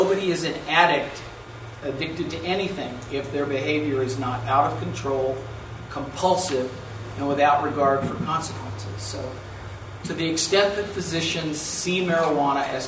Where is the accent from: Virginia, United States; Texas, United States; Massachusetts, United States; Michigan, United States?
Virginia, United States; Southern; growing up in Southern Virginia